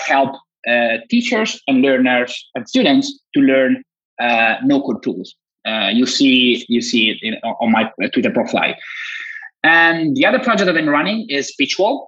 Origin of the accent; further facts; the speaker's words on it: Italy; from Italy, computer engineer, graduated 7 years ago, started my own agency here in Turin